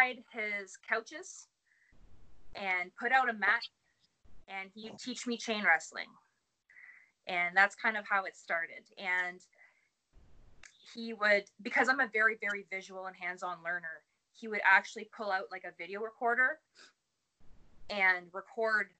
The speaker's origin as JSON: {"language": "English", "town": "Dowling", "region": "Ontario", "country": "Canada", "also_born_or_lived": "Sudbury, Ontario", "moved": "as an adult", "lives_now": "Barrie, Canada", "said": "I'm from Dowling, Ontario, which is about 35, 40 minutes north of Sudbury."}